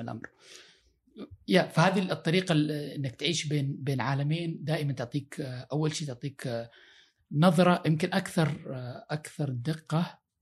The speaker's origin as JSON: {"language": "Arabic", "region": "Makkah Province", "country": "Saudi Arabia", "tie": "born or raised there", "moved": "as an adult", "lives_now": "United States", "said": "عشت جزء من حياتي في البادي وعشت جزء يعني في المدينه"}